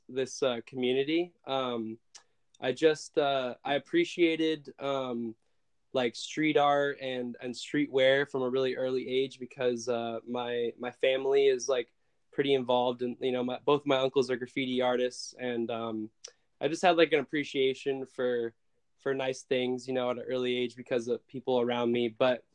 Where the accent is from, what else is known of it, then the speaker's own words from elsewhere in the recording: Brooklyn, New York, United States; also born or lived in Philadelphia; I was born in Philadelphia, Pennsylvania, and at the age of two, I moved to Brooklyn, New York